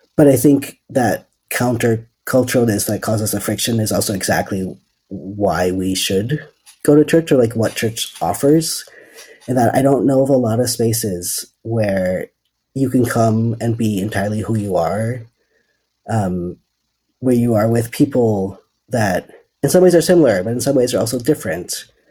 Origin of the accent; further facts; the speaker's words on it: Netherlands; moved away as an adult; also born or lived in California, United States; now in Berkeley, United States; I'm originally from the Netherlands, and I moved to the States in 2013, and then to California in 2015